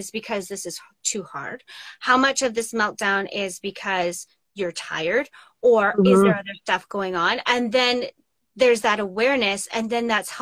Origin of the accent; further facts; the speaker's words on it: Saskatchewan, Canada; I grew up in Saskatchewan